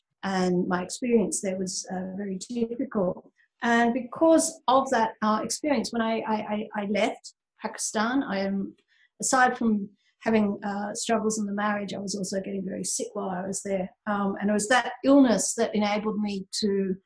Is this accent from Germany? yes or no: no; Sydney, New South Wales, Australia; I am indeed from Sydney, Australia